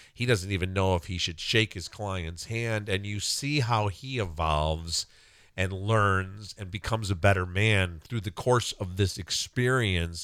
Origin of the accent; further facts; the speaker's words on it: South Suburbs of Chicago, Illinois, United States; growing up in the South Suburbs of Chicago in the seventies